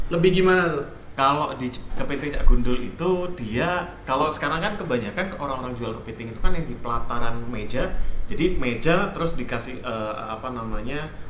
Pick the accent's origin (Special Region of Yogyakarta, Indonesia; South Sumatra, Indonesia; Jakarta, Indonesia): Jakarta, Indonesia; kita kan orang Jakarta pun juga gitu loh mas